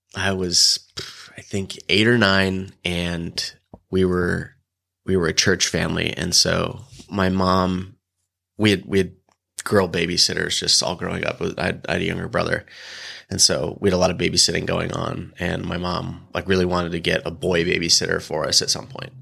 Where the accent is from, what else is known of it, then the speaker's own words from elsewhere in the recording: Illinois, United States; moved away as an adult; also born or lived in Bend, Oregon / Huntington Beach, California; now in San Diego, United States; I grew up in Illinois. kind of a small farm town, three thousand people